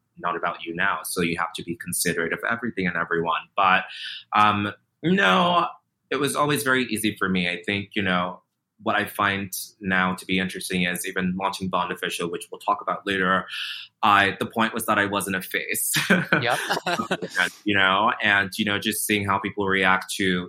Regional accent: Nigeria; also born or lived in Virginia, United States; now in New York City, United States; growing up in Nigeria, living in a place like Virginia

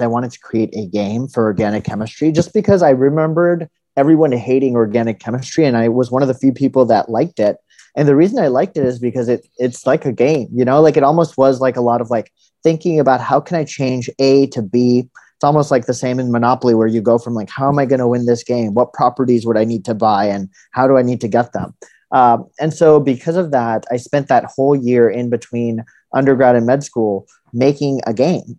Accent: California, United States; also born or lived in India / New Haven, Connecticut; I was born in India and then uh, grew up mostly in California

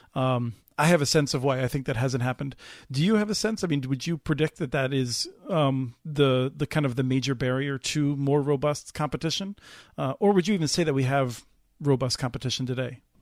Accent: East Coast, United States; moved away as an adult; now in Minnesota, United States; grew up on the East Coast and, um, has lived in Minnesota for more than twenty-five years

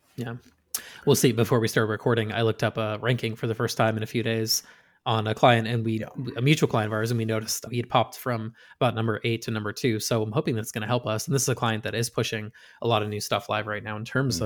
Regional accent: Western Massachusetts, United States; moved away; growing up in Western Mass

